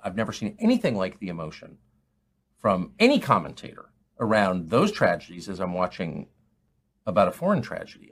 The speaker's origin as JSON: {"language": "English", "country": "United States"}